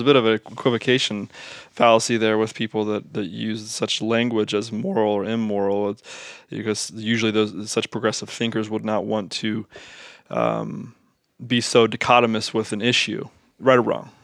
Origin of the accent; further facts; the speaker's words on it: Southwest Ohio, United States; we're from Southwest Ohio